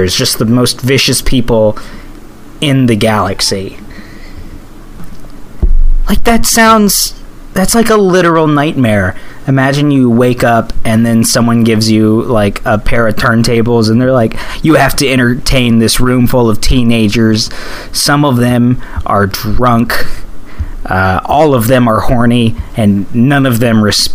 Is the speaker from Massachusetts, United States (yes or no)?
no; Northwest Arkansas, United States; I grew up in Northwest Arkansas